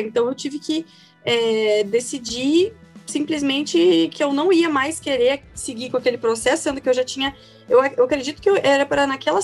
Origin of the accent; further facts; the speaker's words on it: Curitiba, Paraná, Brazil; E eu sou natural de Curitiba, né? Então cursei a faculdade toda aqui em Curitiba